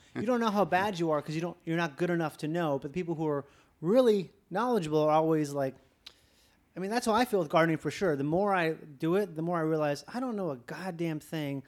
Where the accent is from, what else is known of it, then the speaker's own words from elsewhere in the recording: Minnesota, United States; I'm from Minnesota